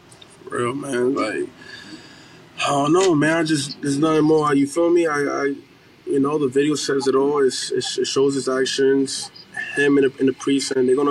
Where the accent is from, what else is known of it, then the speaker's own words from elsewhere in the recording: New York City, New York, United States; I'm from East New York. I see that you're from East New York as well.